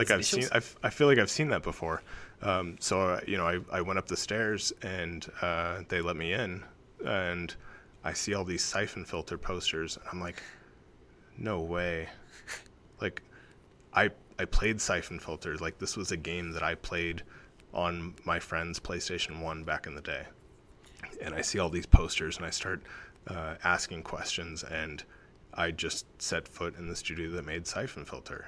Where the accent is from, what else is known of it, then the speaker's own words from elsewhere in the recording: California, United States; moved away as an adult; also born or lived in Oregon; I grew up in California, and circumstances led me up to Oregon